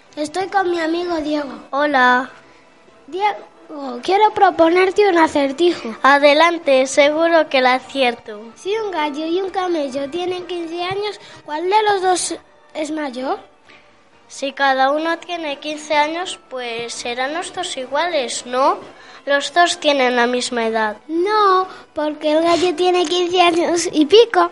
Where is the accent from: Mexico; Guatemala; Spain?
Spain; Valladolid, Castile and León; also born or lived in Senegal; soy de Senegal, aunque desde que tenía un año vivo en Valladolid